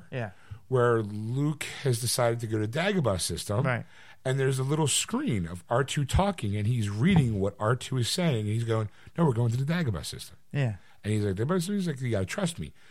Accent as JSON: {"language": "English", "country": "United Kingdom", "said": "I'm British."}